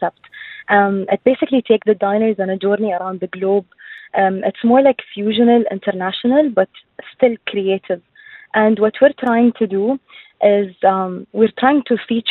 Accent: Dubai, United Arab Emirates; I'm actually Emirati, and I've grown up in Dubai

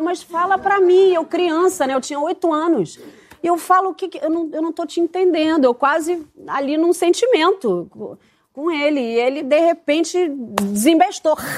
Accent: Rio de Janeiro, Brazil; minha, minha infância era ali, no Leblon dava volta de bicicleta no quarteirão

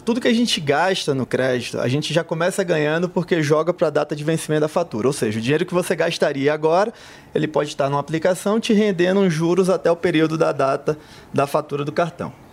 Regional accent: Salvador, Bahia, Brazil; Sou de Salvador

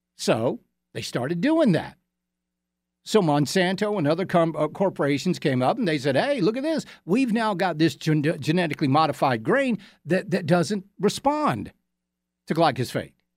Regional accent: Georgia, United States; now in South Carolina, United States; our neighboring state of Georgia, my home state

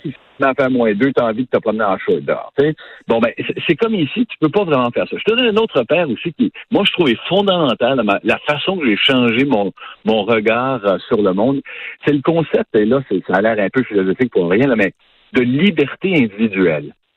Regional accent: Quebec, Canada; moved away as an adult; now in United States; chez nous au Québec

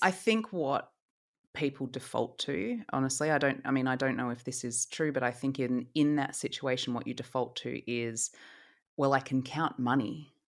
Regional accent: Australia; moved away; I am from Australia

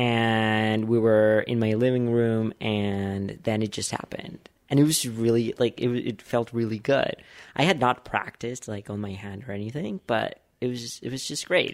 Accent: Bogotá, Colombia; moved away; I grew up in Bogota

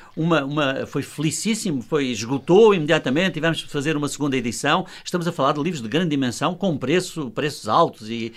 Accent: Luanda, Luanda Province, Angola; moved away as an adult; also born or lived in Val de Madeira, Beira Alta, Portugal; now in Portugal; nasci na Beira Alta, em Val de Madeira, só lá vivi cinco anos, é verdade, ah, okay. mas é a minha terra, que eu não renego, evidentemente, embora claro, a minha segunda grande, grande terra que fez a minha vida seja Luanda.

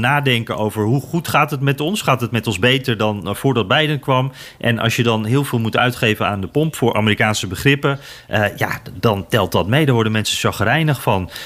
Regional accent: Netherlands; als Nederlander

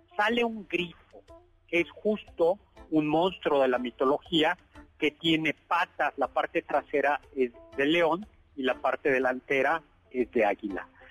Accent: Chilangos, Mexico City, Mexico; los chilangos tenemos devoción por el pavimento

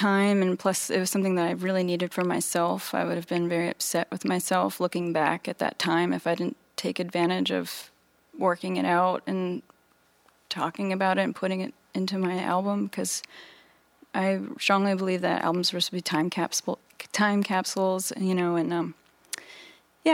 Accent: Virginia Beach, Virginia, United States; I was growing up in Virginia Beach

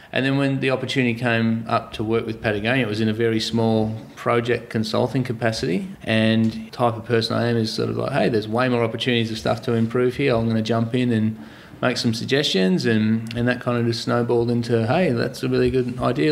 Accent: Torquay, Victoria, Australia; I was brought up here in Torquay

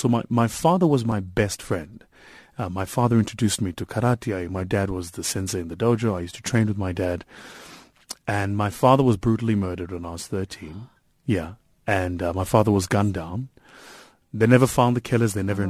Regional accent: Watville, Gauteng, South Africa; also born or lived in Benoni; So I come from Watville, raised in Watville, went to a school in Watville called Egukanyeni, which is still there.

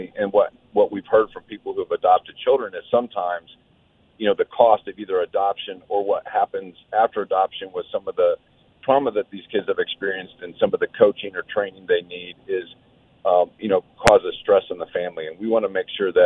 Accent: Auburn, Indiana, United States; also born or lived in Butler, Indiana; I grew up in Butler and Auburn

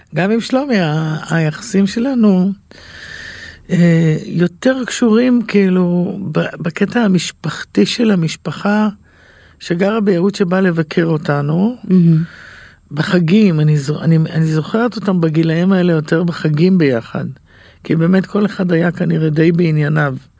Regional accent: Yehud, Central District, Israel; גדלתי ביהוד, בשכונה, בבית ערבי

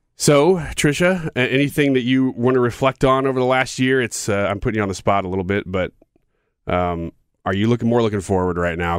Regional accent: United States; as an American

